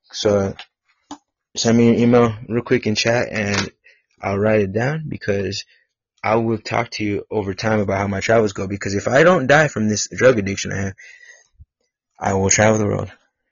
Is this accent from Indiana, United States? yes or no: no; Bullard, Texas, United States; I lived in Bullard, Texas, near Tyler. Yeah, I'm from North. Oh, that's where I live, Northeast Texas.